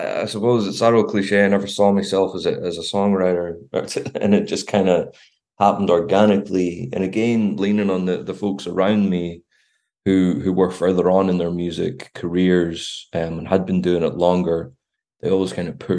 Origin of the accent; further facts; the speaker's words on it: Belfast, Northern Ireland, United Kingdom; moved away as an adult; also born or lived in Glasgow / Edinburgh; now in Dublin, Ireland; growing up in Belfast at a very volatile time